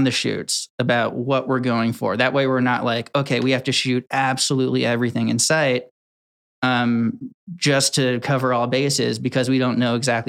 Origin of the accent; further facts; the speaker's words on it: Connecticut, United States; I grew up in Connecticut